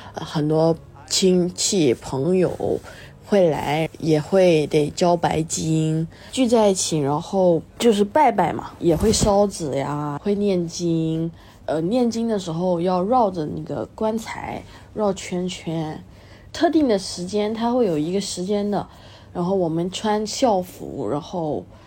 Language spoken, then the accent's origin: Chinese; Malaysia; 我是一个辩论员，我是马来西亚人，主席是福建，而我妈呢是个客家人